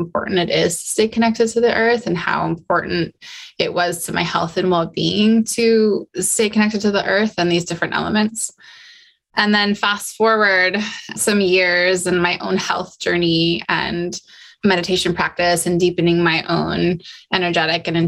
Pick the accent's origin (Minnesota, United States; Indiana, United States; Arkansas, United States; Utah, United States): Utah, United States; I grew up in Utah. So I grew up the Wasatch Mountains were literally my backyard